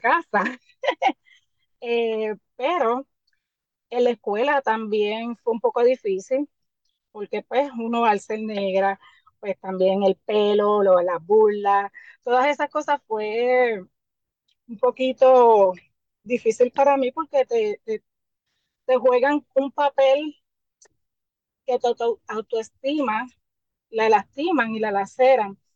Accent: San Juan, Puerto Rico; also born or lived in Santurce; soy nacida en Río Piedra. Me crié mis primeros cinco años en Santurce. Luego paso nuevamente a Río Piedra, al barrio Capetillo

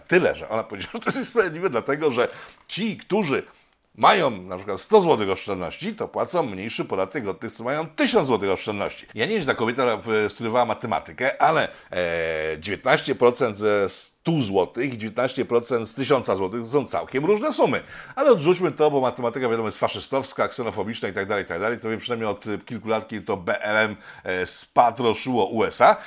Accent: Poland

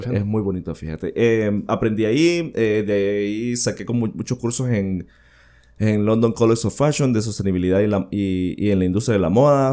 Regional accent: Villanueva, Cortés, Honduras; also born or lived in San Pedro Sula; yo soy sanpedrano, bueno, he vivido en Villanueva, viví toda mi niñez en Villanueva, pero siempre estuve en San Pedro Sula

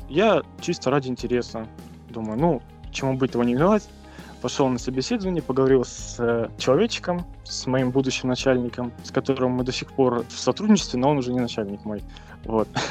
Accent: Stary Oskol, Belgorod Oblast, Russia; я сам из Белгородской области, со Старого Оскола

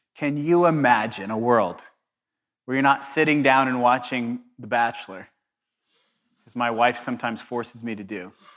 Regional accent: Southern California, United States; I'm from Southern California

